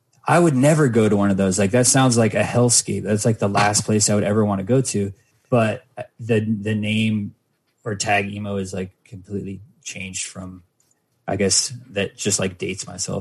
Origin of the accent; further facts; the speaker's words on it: Mesa, Arizona, United States; my hometown, Mesa, Arizona